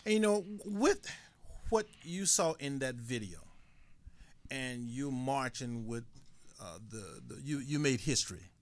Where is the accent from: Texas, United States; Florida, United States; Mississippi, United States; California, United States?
Mississippi, United States; in my country, Mississippi